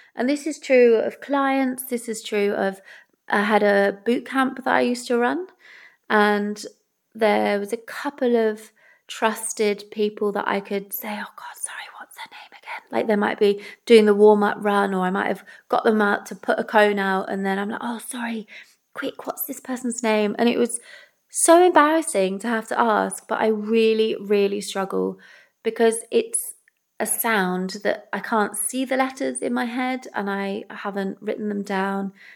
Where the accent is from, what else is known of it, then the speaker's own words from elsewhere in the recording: England, United Kingdom; also born or lived in Wales; I'm English